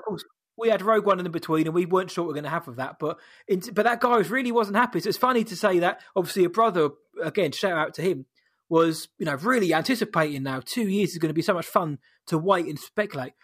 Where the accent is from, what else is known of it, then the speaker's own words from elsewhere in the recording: United Kingdom; we're British